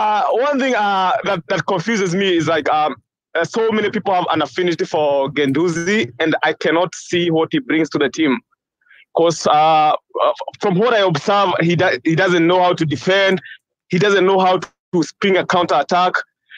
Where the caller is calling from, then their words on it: Seattle, Washington, United States; I'm from Seattle.